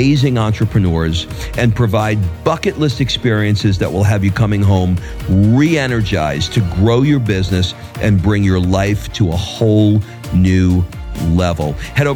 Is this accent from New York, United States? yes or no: yes; New York City, New York, United States; moved away as an adult; also born or lived in Atlanta, Georgia; now in Florence, Italy; I grew up in Queens